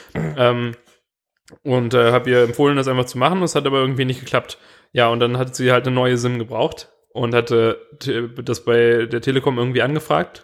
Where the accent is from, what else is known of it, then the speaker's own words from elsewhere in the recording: Swabia, Germany; als Schwabe